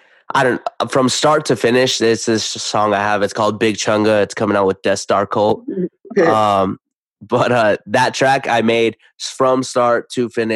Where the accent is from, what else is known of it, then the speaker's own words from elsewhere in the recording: Idaho, United States; I'm from Idaho. I'm from Idaho, dog.